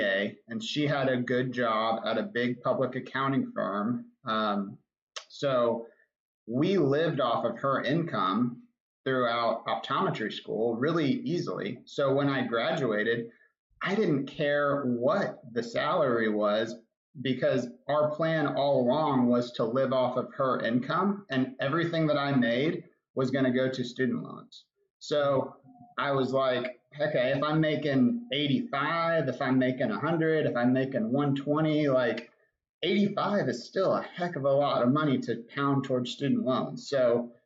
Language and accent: English; Arlington, Texas, United States; I grew up in Arlington. My wife and I both grew up in Arlington